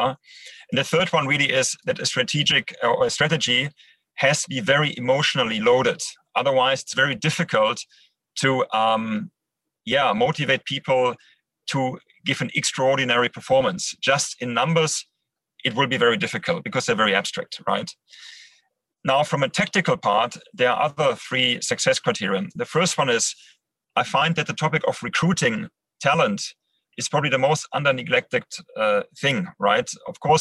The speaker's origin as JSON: {"language": "English", "town": "Düsseldorf", "region": "North Rhine-Westphalia", "country": "Germany", "tie": "born or raised there", "also_born_or_lived": "Netherlands", "second_language": "English", "moved": "yes", "lives_now": "Düsseldorf, Germany", "said": "Düsseldorf, my hometown"}